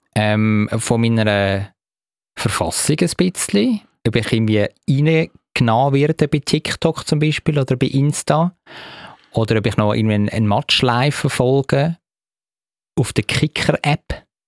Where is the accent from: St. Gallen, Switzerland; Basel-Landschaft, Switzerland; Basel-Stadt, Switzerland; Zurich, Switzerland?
Zurich, Switzerland; als, als Zürcher